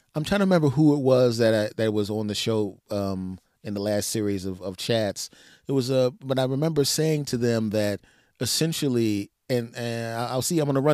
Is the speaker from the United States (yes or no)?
yes; East Coast, United States; We are from the East Coast.